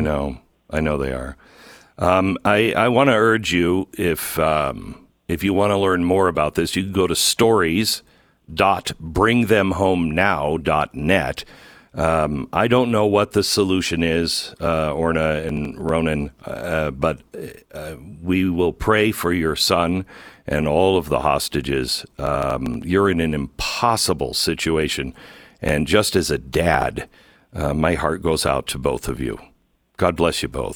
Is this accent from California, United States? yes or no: no; near the Peace Arch, Washington, United States; I grew up near the Peace Arch.